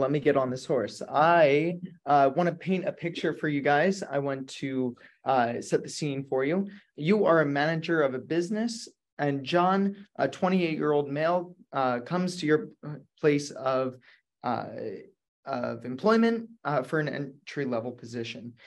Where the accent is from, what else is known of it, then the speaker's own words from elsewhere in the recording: Jamison, Pennsylvania, United States; I come from Jamison, Pennsylvania